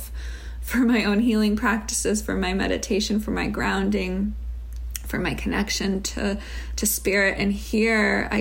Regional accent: Chicago, Illinois, United States; Growing up in Chicago

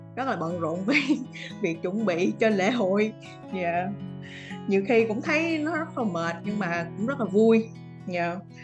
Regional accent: Vietnam; moved away as an adult; now in Australia; mình là người Việt Nam, mình vẫn luôn giữ cái văn hóa văn hóa của mình

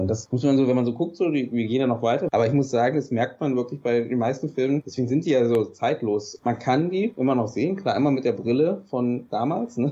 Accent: Berlin, Germany; bin aus Berlin

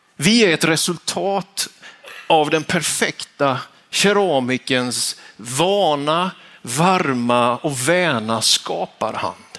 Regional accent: Vetlanda, Jönköping County, Sweden; När jag var tonåring så gick jag högstadiet på Vitalaskolan hemma i Vetlanda. Småländska höglandet

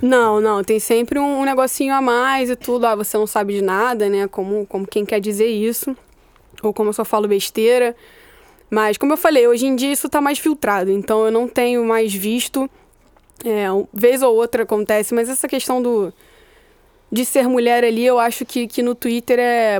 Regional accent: Rio de Janeiro, Brazil; eu sou do Meia

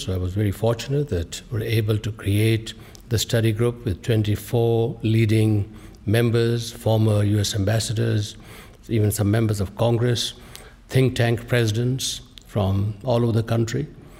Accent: Jammu and Kashmir, India; moved away as an adult; now in United States; Well, I was born in Kashmir. It's a region of conflict. And our families were deeply impacted, separated, and as many, many other families were. So in fact, I came here at the age of 20 from these beautiful mountains of Kashmir to beautiful Brooklyn

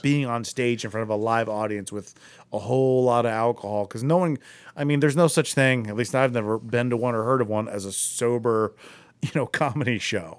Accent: Akron, Ohio, United States; I'm from Akron.

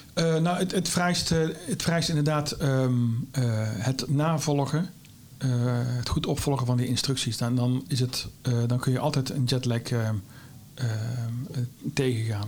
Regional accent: Vught, North Brabant, Netherlands; accent: Brabant; is een Brabander, maar dat dat kun je makkelijk horen, denk ik. Eh, ik kom oorspronkelijk uit Vught

